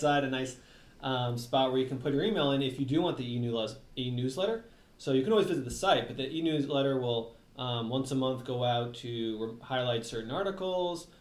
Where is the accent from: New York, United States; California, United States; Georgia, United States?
New York, United States; New York City; I was born in New York City in New York area